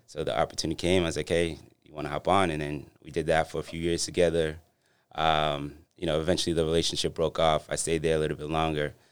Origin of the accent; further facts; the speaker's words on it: Boston, Massachusetts, United States; I grew up in Dorchester